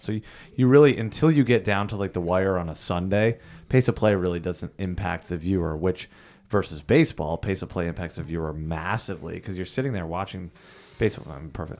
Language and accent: English; Thousand Islands, New York, United States; I grew up in the Thousand Islands